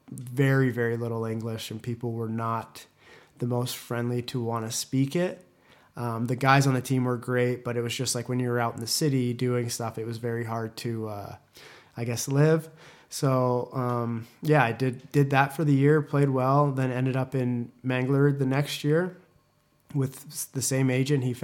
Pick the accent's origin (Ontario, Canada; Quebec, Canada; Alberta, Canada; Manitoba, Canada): Manitoba, Canada; Winnipeg; born there; so I was uh, I was born in Winnipeg, uh, Manitoba, not Las Vegas, like it says online.